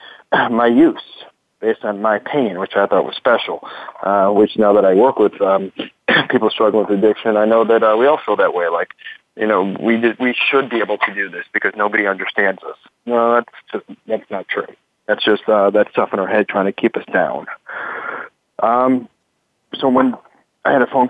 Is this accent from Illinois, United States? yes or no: yes; Chicago, Illinois, United States; from Chicago, Skokie, and also West Rogers Park